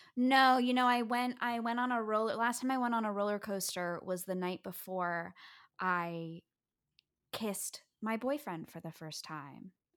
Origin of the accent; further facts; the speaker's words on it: New York City, New York, United States; I grew up on the Upper West Side of Manhattan